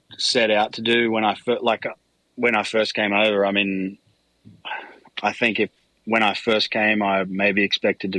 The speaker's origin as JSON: {"language": "English", "country": "Australia", "tie": "born or raised there", "moved": "yes", "lives_now": "United States", "said": "I was born in Australia and grew up there"}